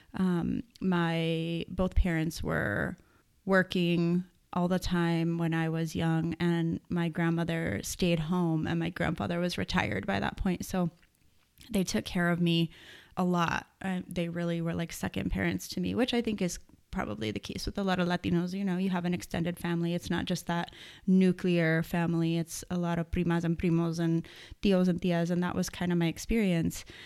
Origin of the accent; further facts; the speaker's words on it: Las Cruces, New Mexico, United States; also born or lived in Austin, Texas; was born and raised in Las Cruces, New Mexico.